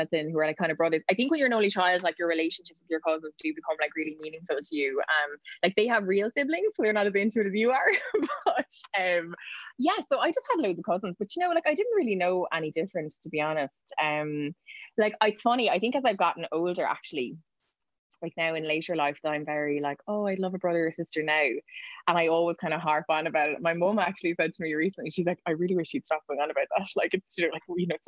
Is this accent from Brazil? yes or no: no; Waterford, Munster, Ireland; also born or lived in West Cork; I grew up in Waterford